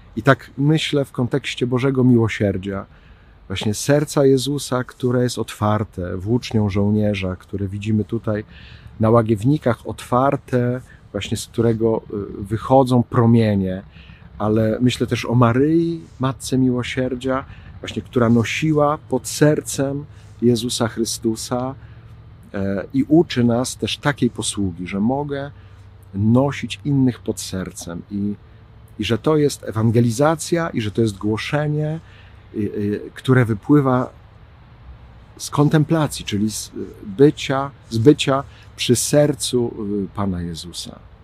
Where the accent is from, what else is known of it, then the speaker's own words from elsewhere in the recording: Ostrowiec Świętokrzyski, Świętokrzyskie Voivodeship, Poland; now in Kraków, Poland; z Ostrowca Świętokrzyskiego, skąd pochodzę